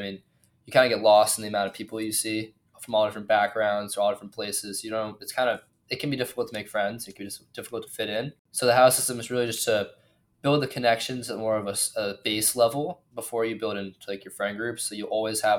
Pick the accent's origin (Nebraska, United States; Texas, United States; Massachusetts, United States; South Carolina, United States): Massachusetts, United States; Hingham; I'm the first Massachusetts native here